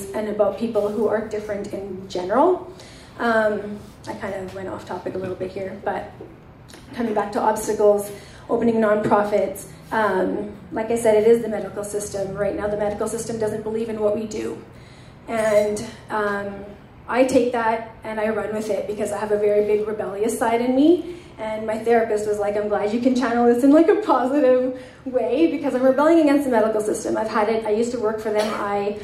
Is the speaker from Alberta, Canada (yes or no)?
yes; Edmonton, Alberta, Canada; growing up in Edmonton with brown skin